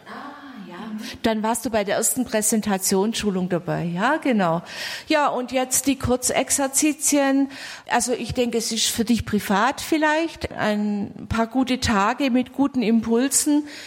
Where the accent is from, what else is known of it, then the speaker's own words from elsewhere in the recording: Geldern, North Rhine-Westphalia, Germany; Ich komme aus Geldern